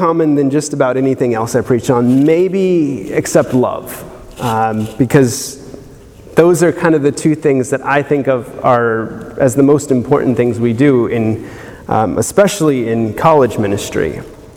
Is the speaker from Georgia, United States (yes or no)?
yes; South Georgia, United States; coming from more or less semi-rural South Georgia